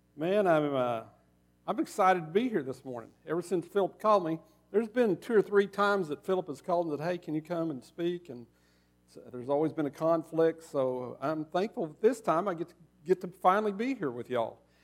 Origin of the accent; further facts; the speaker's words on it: Oklahoma, United States; now in Arkansas, United States; I grew up in Oklahoma.